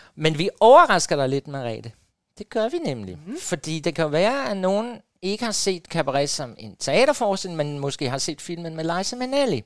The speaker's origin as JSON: {"language": "Danish", "town": "Jordløse", "region": "Southern Denmark", "country": "Denmark", "tie": "born or raised there", "moved": "yes", "said": "da jeg boede, øh, hjemme i Jordløs på Fyn"}